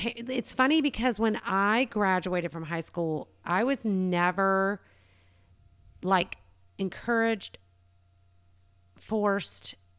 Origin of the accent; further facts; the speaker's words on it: Savannah, Georgia, United States; also born or lived in Florida / Atlanta; I was born in Florida, kind of moved up the coast, ended up in Savannah at six, lived there until I was about 26 and moved to Atlanta